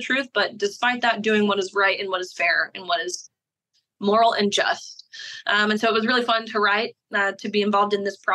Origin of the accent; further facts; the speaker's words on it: Tennessee, United States; Tennessee, my home state